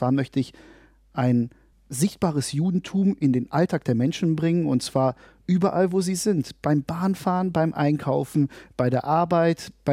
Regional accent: Berlin, Germany; born there; ich bin hier in Deutschland und in Berlin geboren worden.

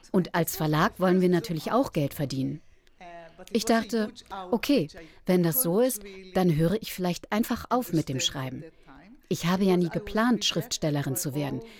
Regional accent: Israel; born there; Ich bin dagegen in Israel geboren und war mir sicher, dass meine Wurzeln klar dort, an dem einen Ort waren.

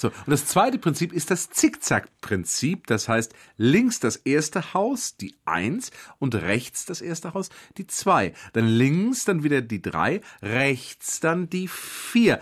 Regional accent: Berlin, Germany; bei uns in Berlin gibt es beide Systeme kreuz und quer verteilt, teilweise sogar innerhalb von einer Straße. Und ein solches hübsches Chaos bietet nur unsere Stadt

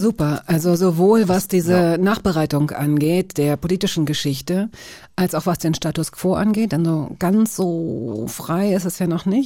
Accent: West Germany, Germany; ich als typische Wessi-Frau

